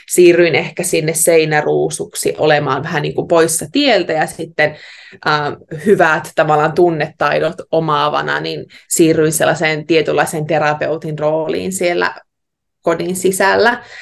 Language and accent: Finnish; Heinävesi, North Karelia, Finland; now in Australia; oon kotoisin Heinävedeltä. Se on pieni kylän pahanen tuolla Savon sydämessä.